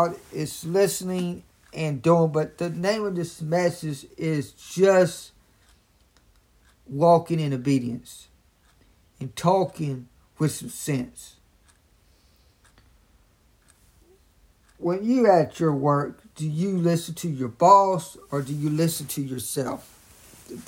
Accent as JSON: {"language": "English", "town": "Raleigh", "region": "North Carolina", "country": "United States", "said": "I'm from Raleigh, North Carolina"}